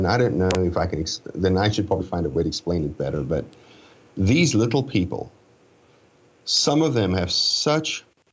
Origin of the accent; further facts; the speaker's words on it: South Africa; I was born in South Africa